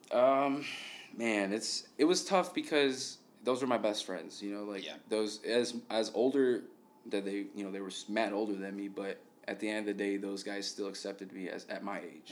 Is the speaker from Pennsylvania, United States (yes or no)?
no; Chicago, Illinois, United States; born and raised. This is my this is my home